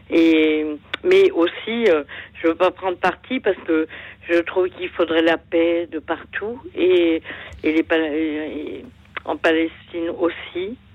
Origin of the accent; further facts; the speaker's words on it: Nantes, Pays de la Loire, France; also born or lived in Canada; now in Toulouse, France; je suis à Toulouse, mais je suis nantaise